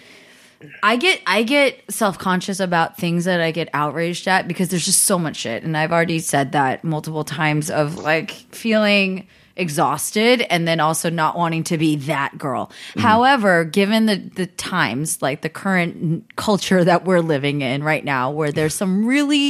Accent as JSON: {"language": "English", "area": "the Bay Area", "region": "California", "country": "United States", "moved": "yes", "lives_now": "Los Angeles, United States", "said": "my experience being from the Bay and then now living in Los Angeles"}